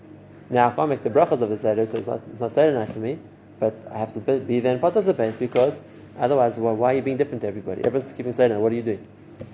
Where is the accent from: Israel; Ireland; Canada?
Israel; They know I'm from Eretz Yisrael, but I can't notice be doing different to what everyone else is doing.